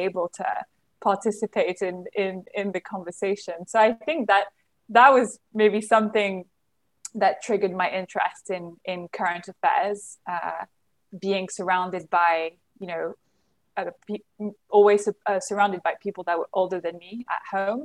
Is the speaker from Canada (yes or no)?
no; London, United Kingdom; moved away as an adult; also born or lived in Paris, France; now in Nigeria; I was born in London, raised in a French family, French environment